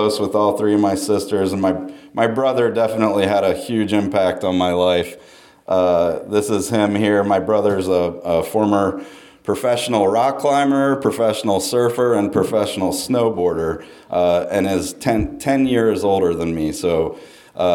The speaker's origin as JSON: {"language": "English", "town": "Charlottesville", "region": "Virginia", "country": "United States", "tie": "born or raised there", "also_born_or_lived": "North Carolina", "said": "I grew up in Charlottesville, Virginia"}